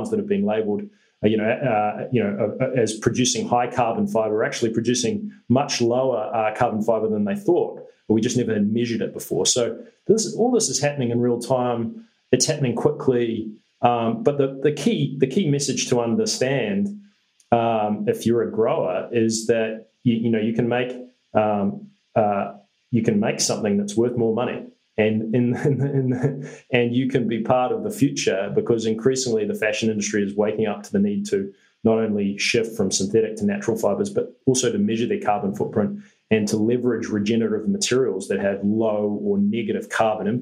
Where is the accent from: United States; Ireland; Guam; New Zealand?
New Zealand; as a New Zealander